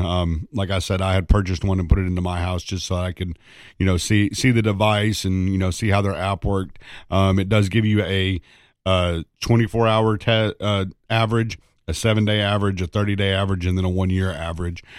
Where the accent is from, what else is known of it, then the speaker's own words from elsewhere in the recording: East Tennessee, United States; growing up in East Tennessee